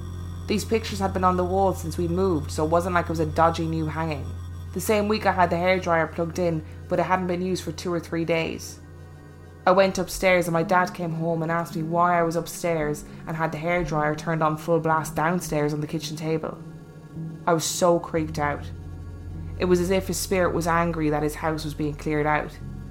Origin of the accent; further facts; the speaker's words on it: Limerick, Munster, Ireland; one of those years I was living in Dublin. I'm from Limerick, by the way.